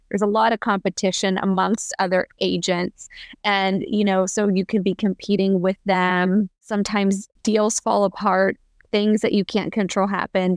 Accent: Pennsylvania, United States; moved away as an adult; now in Columbus, United States; I'm originally from Pennsylvania, and I moved to Columbus, Ohio after college

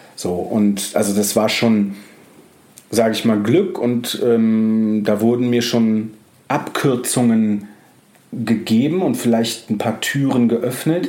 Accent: Düsseldorf, North Rhine-Westphalia, Germany; moved away as an adult; now in Hamburg, Germany; ich habe dann noch in Düsseldorf gelebt

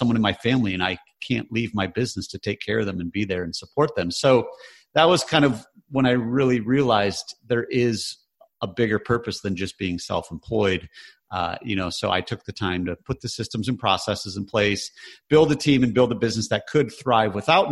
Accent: Michigan, United States; we grew up in Michigan, which was very blue collar

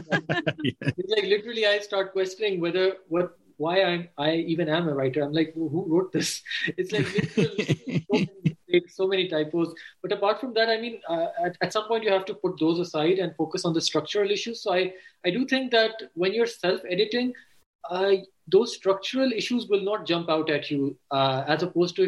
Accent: Pakistan; also born or lived in Canada / London, United Kingdom; as Pakistanis, we are very much influenced by our parents

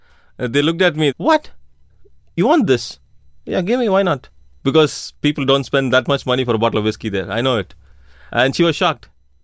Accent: India; I'm from India. I'm an engineer. I worked in the airport for about 15 years. I came to Israel to work as a metapel.

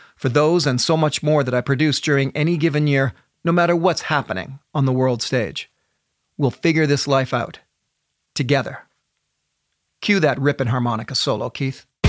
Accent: Canada; I'm a Canadian

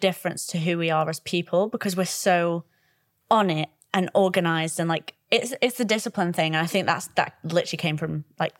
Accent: Blackpool, North West England, United Kingdom; I'm from Blackpool though

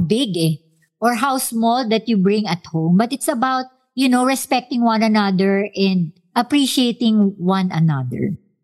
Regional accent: Philippines; kultura natin bilang Pilipino

